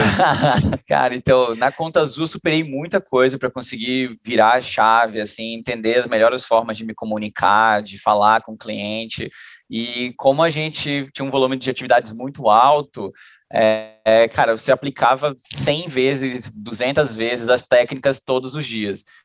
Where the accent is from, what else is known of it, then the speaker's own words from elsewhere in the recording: Belém, Pará, Brazil; moved away as an adult; also born or lived in Joinville; now in São Paulo, Brazil; Sou de Belém do Pará, estou aqui em São Paulo agora trabalhando aqui com o Guigui